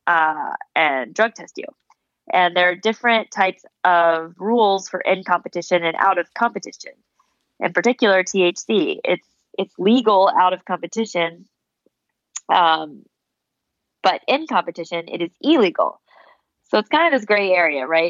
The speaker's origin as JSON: {"language": "English", "town": "Charleston", "region": "South Carolina", "country": "United States", "tie": "born or raised there", "said": "I grew up in South Carolina, in Charleston"}